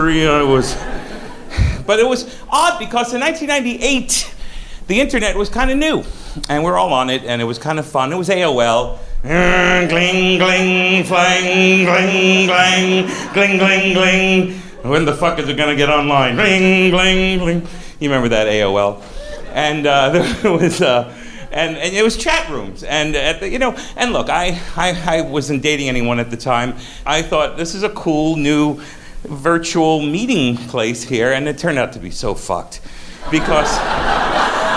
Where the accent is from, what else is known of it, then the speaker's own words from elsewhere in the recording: South Florida, United States; also born or lived in Brooklyn, New York; now in New York, United States; I was born in Brooklyn, but I grew up in Florida, South Florida